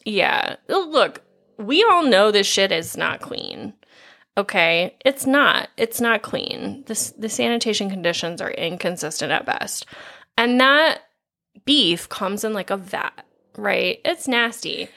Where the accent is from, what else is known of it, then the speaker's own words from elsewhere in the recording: Midwest, United States; as Midwesterners